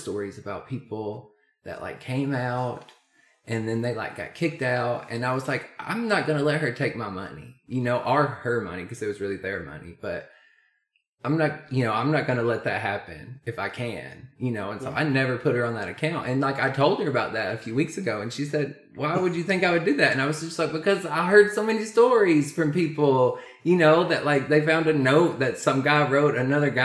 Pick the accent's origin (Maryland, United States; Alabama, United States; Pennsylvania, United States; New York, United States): Alabama, United States; Arab; also born or lived in Grassy; I was going from Grassy to Arab, so it was sort of a small school into a bigger school.